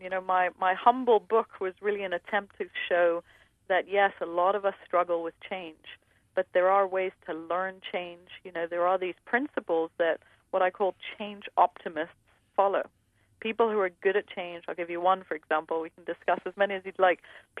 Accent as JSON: {"language": "English", "town": "New York City", "region": "New York", "country": "United States", "tie": "born there", "said": "You know, I was born in New York City, and I was raised in 6 different countries."}